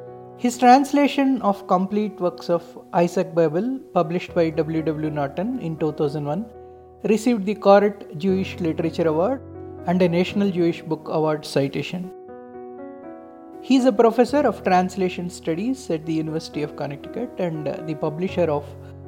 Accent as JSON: {"language": "English", "country": "India", "first_language": "Telugu", "second_language": "English", "said": "in southern part of India, each state has its own language. For example, my mother tongue is Telugu."}